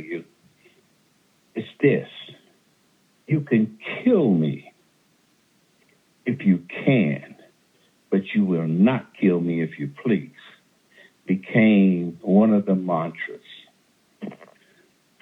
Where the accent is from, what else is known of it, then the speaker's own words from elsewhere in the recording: the South, United States; now in California, United States; I'm from the South